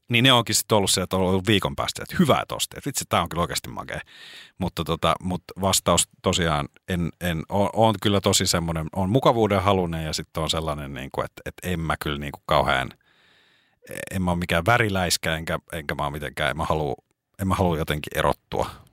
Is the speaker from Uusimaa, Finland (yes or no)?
yes; Espoo, Uusimaa, Finland; jossain vaiheessa nuorempana oli tietyn, meillä päin niin sanotusti, niin oli tietynlainen tyyli